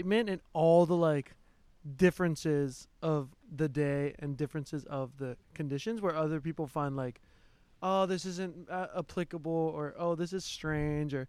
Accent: Hawaii, United States; growing up in Hawaii, I was like a little ashamed of my white side

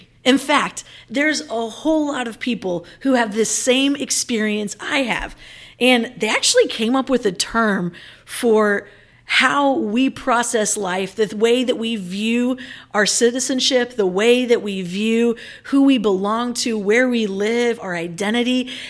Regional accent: Manila, Metro Manila, Philippines; as I think about like my years growing up in Manila

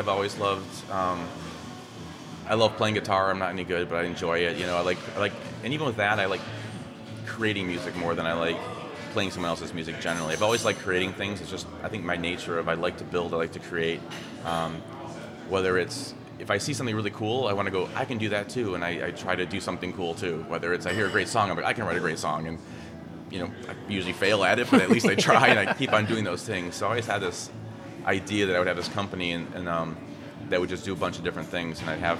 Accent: Midwest, United States; I grew up in the Midwest, eating meat, just what we did.

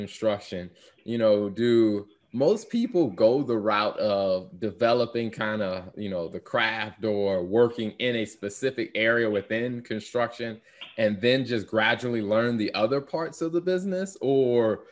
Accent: the Carolinas, United States; I grew up in the Carolinas

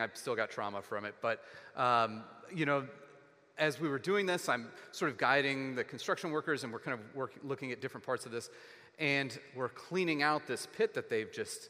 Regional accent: Texas, United States; growing up in Texas

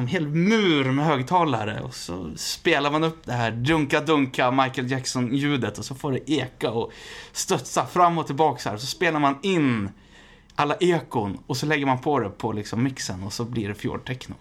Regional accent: Västerås, Västmanland, Sweden; jag är född i Västerås

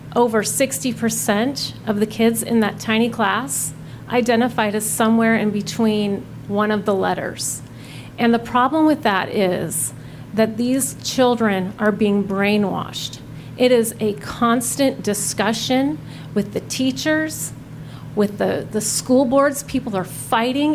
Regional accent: Washington, United States; moved away as an adult; now in Fairhope, United States; We were born and raised on the West Coast our entire lives

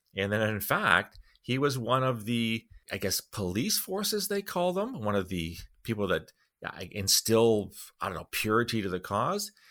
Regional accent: Canada; as a Canadian taxpayer

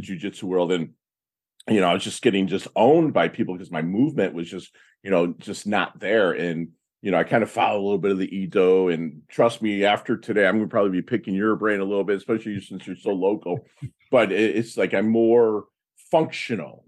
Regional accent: Michigan, United States; moved away as an adult; I'm from Michigan

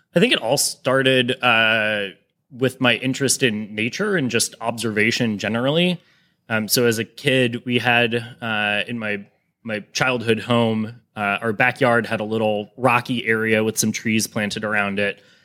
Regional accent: Cleveland, Ohio, United States; growing up in Cleveland

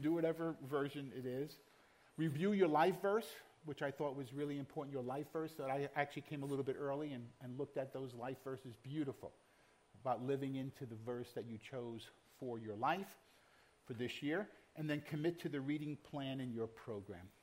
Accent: New York City, New York, United States; moved away; I was born in Brooklyn and I still carry some of that uh, DNA with me

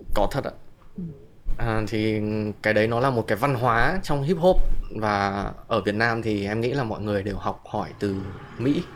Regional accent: Hanoi, Vietnam; moved away

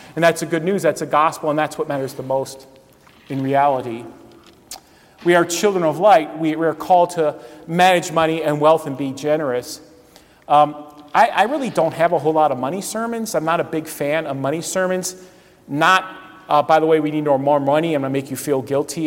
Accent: Cleveland, Ohio, United States; I grew up in the Cleveland area

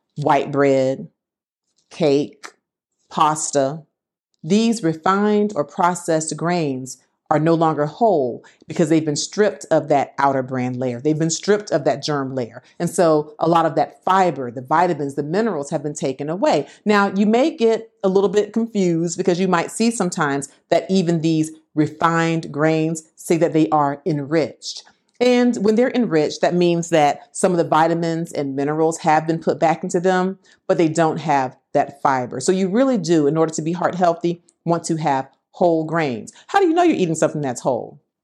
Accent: Florida, United States; I'm from Florida

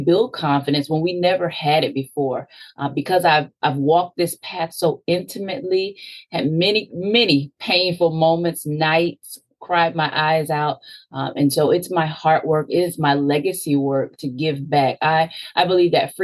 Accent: Sarasota, Florida, United States; I'm from Sarasota, Florida, originally, about midway in Florida, and I grew up as an only child

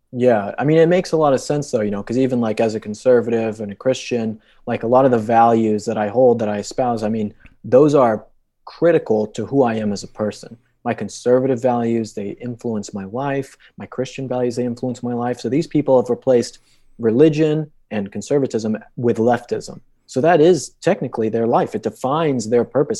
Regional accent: Colorado, United States; I grew up in Colorado my entire life

